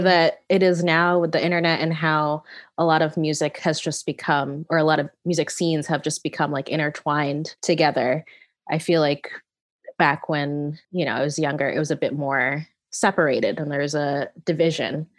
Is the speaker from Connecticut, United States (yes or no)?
yes; Connecticut, United States; growing up in Connecticut, which is where I'm from